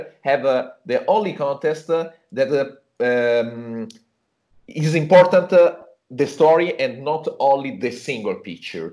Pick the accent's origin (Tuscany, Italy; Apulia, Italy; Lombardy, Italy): Tuscany, Italy; I was born here in Tuscany, and I spent my childhood here in a small village in the countryside